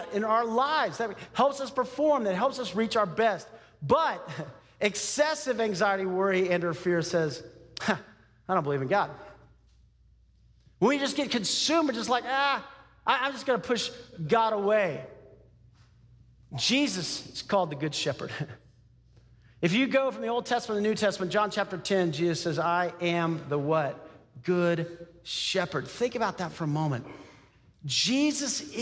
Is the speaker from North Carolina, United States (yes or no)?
no; Texas, United States; I grew up in Texas